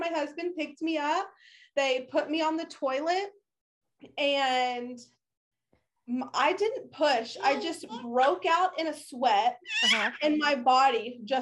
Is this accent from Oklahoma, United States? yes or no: yes; Oklahoma, United States; now in Texas, United States; I am from Oklahoma. I currently live in Texas